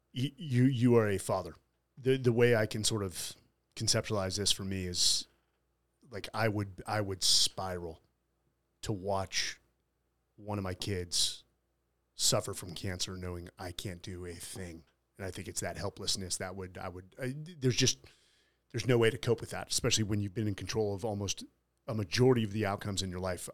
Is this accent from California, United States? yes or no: yes; San Francisco, California, United States; I'm from San Fr, San Francisco